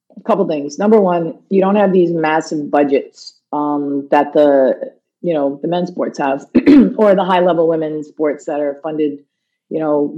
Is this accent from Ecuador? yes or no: no; United States; moved away as an adult; now in Toronto, Canada; I'm an American